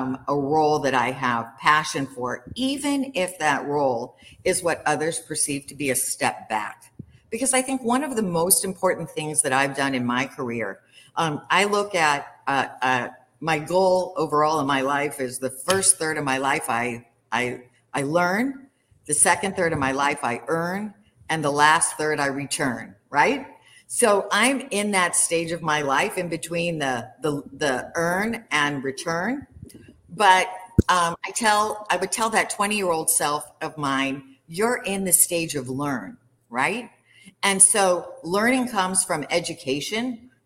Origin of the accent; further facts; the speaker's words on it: Kansas City, United States; growing up in Kansas City